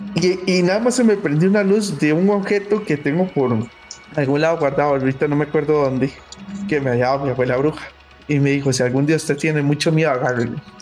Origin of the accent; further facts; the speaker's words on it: Limón, Costa Rica; yo soy de Limón